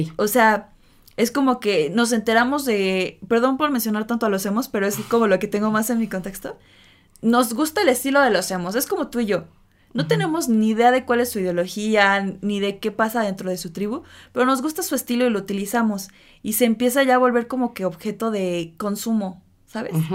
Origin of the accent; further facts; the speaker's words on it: Mexico; la cultura que tenemos como mexicanos